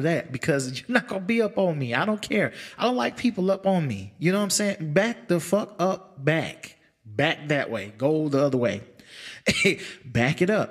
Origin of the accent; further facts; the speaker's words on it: United States; as American people